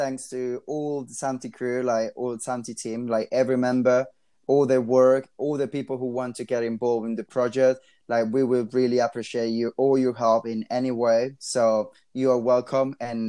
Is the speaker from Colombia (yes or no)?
yes; Colombia; moved away; my hometown in Colombia